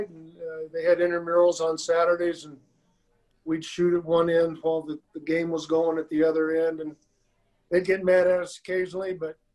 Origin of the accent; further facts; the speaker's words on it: Ottawa, Kansas, United States; also born or lived in San Antonio, Texas; I grew up around Ottawa University. I went to all the football and basketball games. Went to track meets. It was only two blocks from the house. And, uh, about 10,000 population in Ottawa, so it was decent size.